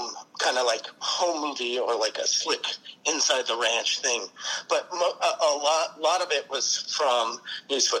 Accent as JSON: {"language": "English", "town": "Seattle", "region": "Washington", "country": "United States", "said": "I am from Seattle"}